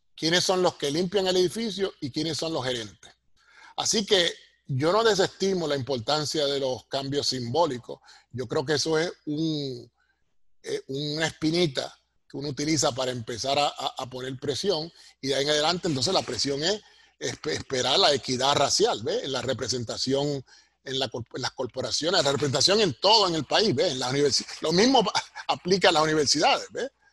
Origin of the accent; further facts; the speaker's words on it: Puerto Rico; moved away as an adult; now in United States; Los que estamos en esta posición en Estados Unidos, que somos boricuas, criados en la isla, pero trabajamos acá